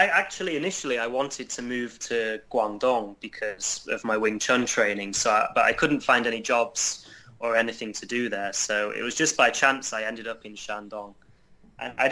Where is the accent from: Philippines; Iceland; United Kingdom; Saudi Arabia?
United Kingdom; Yorkshire and the Humber; moved away as an adult; now in China; where I was growing up in Yorkshire